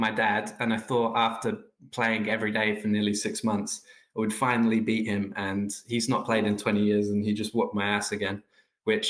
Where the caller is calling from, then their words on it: Melbourne, Victoria, Australia; I'm calling in from Nam, otherwise known as Melbourne